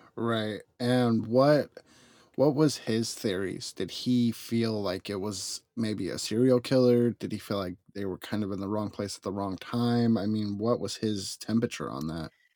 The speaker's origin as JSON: {"language": "English", "region": "Arizona", "country": "United States", "tie": "born or raised there", "moved": "yes", "lives_now": "California, United States", "said": "I grew up in Arizona"}